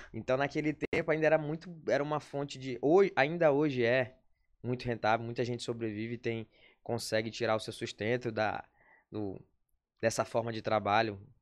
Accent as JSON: {"language": "Portuguese", "town": "São Luís", "region": "Maranhão", "country": "Brazil", "tie": "born or raised there", "also_born_or_lived": "Parambu, Ceará / Porto Alegre / Manaus / Recife", "said": "Eu sou natural, posso dizer que hoje sou natural de São Luís, porque eu cheguei aqui, eu tinha sete anos de idade."}